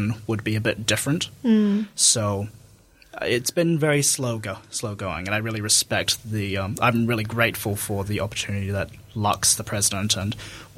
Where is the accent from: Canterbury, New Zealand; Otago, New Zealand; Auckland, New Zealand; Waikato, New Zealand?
Otago, New Zealand; Dunedin; also born or lived in Christchurch; I was born in Christchurch, but basically brought immediately to Dunedin. So I am a Dunedin resident, lived here, raised here all my life